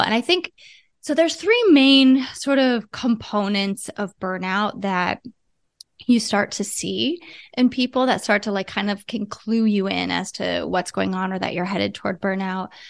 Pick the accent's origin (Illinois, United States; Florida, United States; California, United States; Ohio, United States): Ohio, United States; moved away; I'm from Ohio originally.